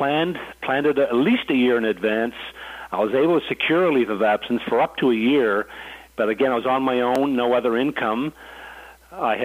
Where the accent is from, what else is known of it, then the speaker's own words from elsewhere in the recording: Fredericton, New Brunswick, Canada; growing up in Fredericton was great